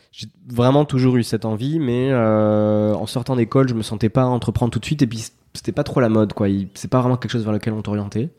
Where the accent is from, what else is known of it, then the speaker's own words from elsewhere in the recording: Nousty, Nouvelle-Aquitaine, France; moved away as an adult; un village qui s'appelle Nousty, qui, compte, qui comptait 600 habitants à l'époque.